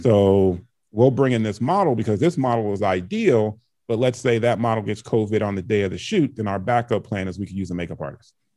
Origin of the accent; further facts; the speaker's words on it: Chicago, Illinois, United States; also born or lived in Canada; I was born in Canada, um, grew up in Chicago